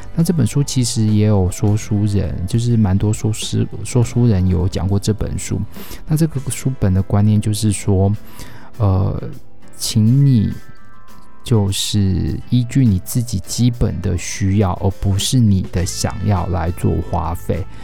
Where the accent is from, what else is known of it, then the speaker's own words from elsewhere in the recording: Taiwan; 我们是台湾人，我们活在台湾